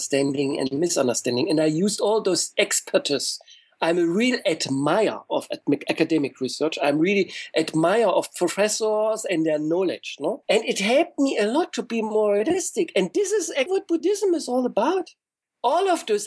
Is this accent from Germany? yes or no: yes; East Germany, Germany; I grew up in East Germany